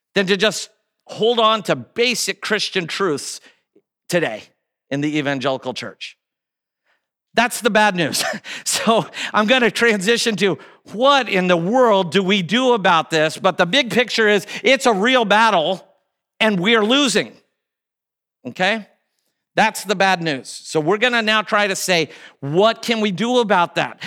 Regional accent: Kansas City, Kansas, United States; also born or lived in Chicago; I grew up here in Kansas City

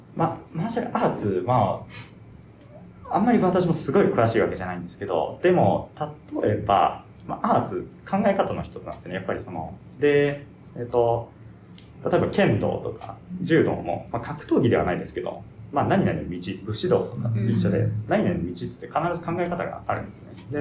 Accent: Japan; also born or lived in United States; 生まれは アメリカなんですけど、はい、でそこから5歳ぐらいまで日本にいてでそこからずっと日本に住みして、うん、もうほぼ日本人ですけど

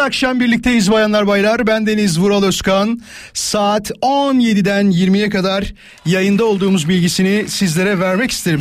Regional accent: İzmit, Kocaeli, Turkey; moved away; Mustafa'nın torunu olarak tanıyorlar memleketimde. Yani İzmit'te Yarımca

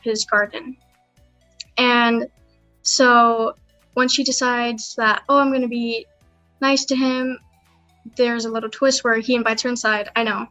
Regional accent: San Diego, California, United States; I'm from San Diego, California.

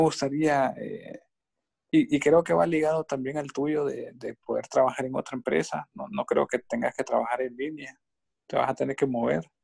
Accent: Honduras; a mí me gusta mi país y, y soy, somos catrachos hondureños de corazón

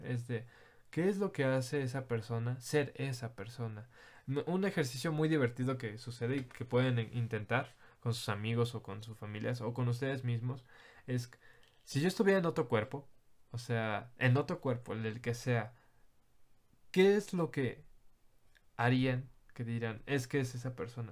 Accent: Mexico; Soy mexicano, no puedo cambiar que soy mexicano

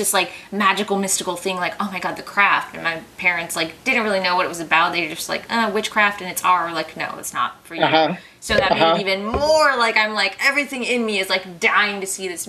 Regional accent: Palm Springs, California, United States; I grew up in Palm Springs, so not too far.

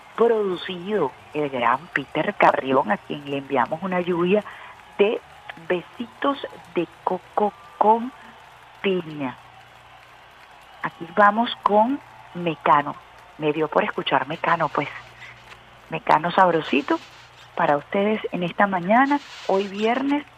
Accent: Venezuela; uno como venezolano defiende su gentilicio

